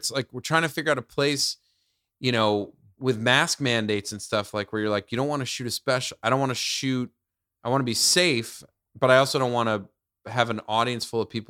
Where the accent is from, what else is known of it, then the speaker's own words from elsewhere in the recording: New York, United States; I grew up in the suburbs outside the city.